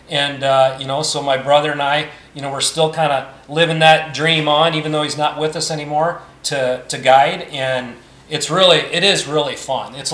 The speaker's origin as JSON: {"language": "English", "region": "Iowa", "country": "United States", "said": "So so I'm originally an Iowan"}